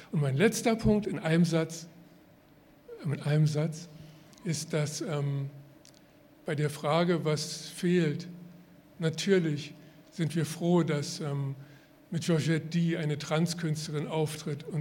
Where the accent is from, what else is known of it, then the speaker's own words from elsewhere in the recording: Berlin, Germany; moved away as an adult; ich bin ja geborener Berliner, ich kann auch noch Berlinern, aber das mache ich jetzt nicht. Ähm, und bin mit 18 Jahren weggegangen